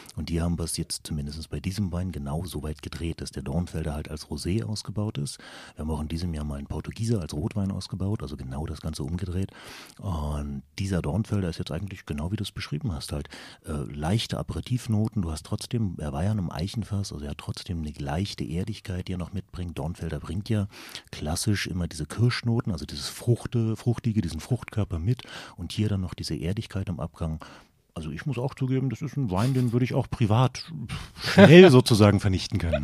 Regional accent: Berlin, Germany; Wir kommen halt beide aus Berlin

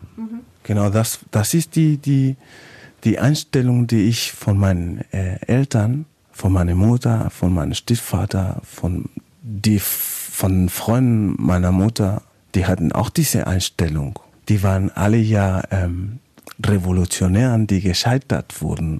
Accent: Valparaíso, Chile; German is a second language; moved away as an adult; also born or lived in Oldenburg, Germany; now in Germany; ich komme ja aus Valparaiso, ist eine mhm. Hafenstadt, so wie Hamburg.

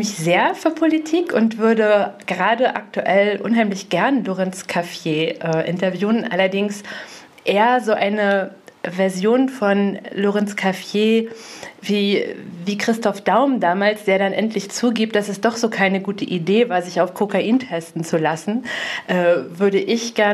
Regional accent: Grimmen, Mecklenburg-Vorpommern, Germany; also born or lived in Greifswald / Rostock; now in Bad Doberan, Germany; Also äh, ich bin aufgewachsen in Grimmen. Ich habe in Greifswald studiert, viele Jahre in Rostock äh, schon gearbeitet, wohne jetzt in Bad Doberan.

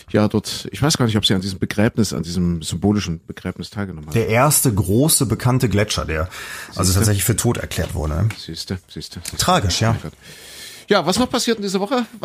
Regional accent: East Germany, Germany; Bei uns im Osten heißt es ja Konsum.

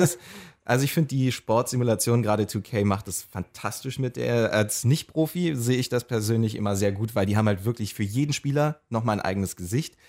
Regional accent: Magdeburg, Saxony-Anhalt, Germany; da, wo ich herkomme aus Magdeburg

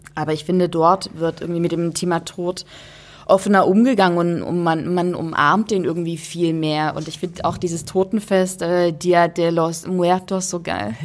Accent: Dresden, Saxony, Germany; wir haben in meiner Heimatstadt äh, ein Museum, das nennt sich Hygienemuseum

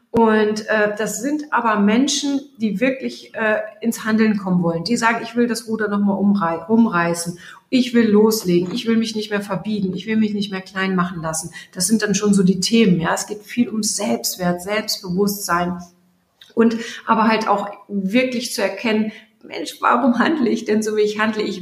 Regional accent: Germany; Jetzt bin ich aus Friese, aus Friese reden gar nicht so viel.

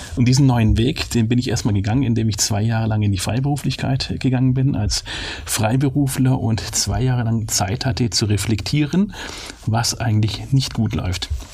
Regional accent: Swabia, Baden-Württemberg, Germany; accent: Swabian; ich bin Schwabe, in Schwabenland geboren und aufgewachsen.

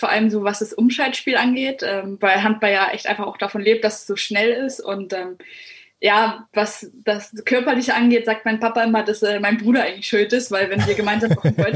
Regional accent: Bremen, Germany; moved away as an adult; now in Wolfsburg, Germany; Ja, ich komme aus Bremen, genau.

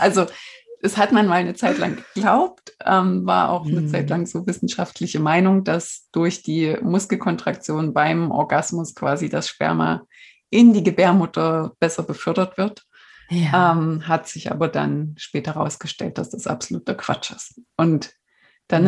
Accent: East Germany, Germany; ich komme aus der DDR

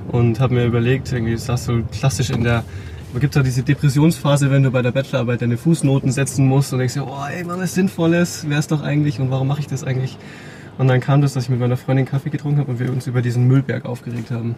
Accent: Rosenheim, Bavaria, Germany; in Rosenheim, wo ich herkomme

